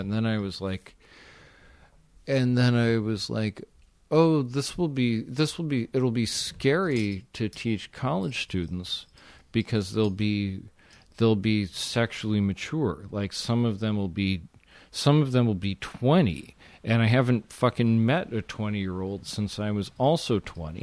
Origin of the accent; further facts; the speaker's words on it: West Coast, United States; I'm from the West Coast. I'm from the shittiest part of the West Coast.